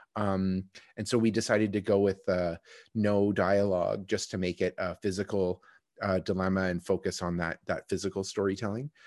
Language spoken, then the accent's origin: English; Kitchener, Ontario, Canada; I was born in Kitchener